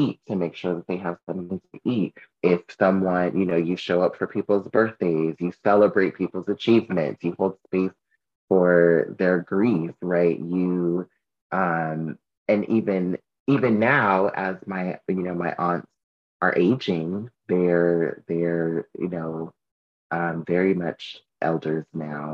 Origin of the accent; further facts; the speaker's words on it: Southern California, United States; moved away; I'm from Southern California